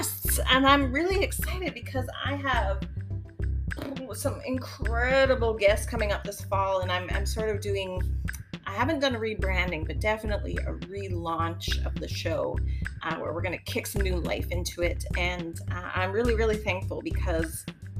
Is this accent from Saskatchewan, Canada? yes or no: no; Winnipeg, Manitoba, Canada; I was from Winnipeg